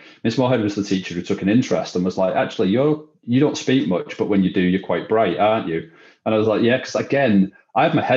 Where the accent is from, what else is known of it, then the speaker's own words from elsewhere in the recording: Widnes, North West England, United Kingdom; moved away as an adult; my only interest in Widnes was leaving it as quickly as possible. Like I did not want to be there growing up.